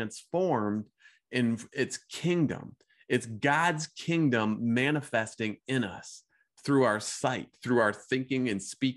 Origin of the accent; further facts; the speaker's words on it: Midwest, United States; growing up in the Midwest